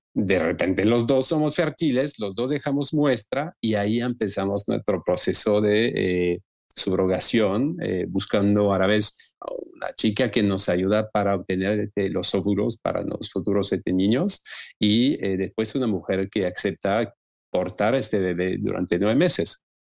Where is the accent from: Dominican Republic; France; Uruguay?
France; Lyon, Auvergne-Rhône-Alpes; Spanish is a second language; moved away as an adult; also born or lived in Marseille / Brittany / Argentina; now in Mexico; inicié en Lyon, de donde vengo, de donde nací